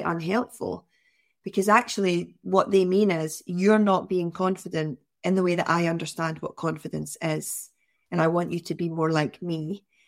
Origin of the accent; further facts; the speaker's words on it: near Glasgow, West Coast of Scotland, United Kingdom; growing up in the West Coast of Scotland, near Glasgow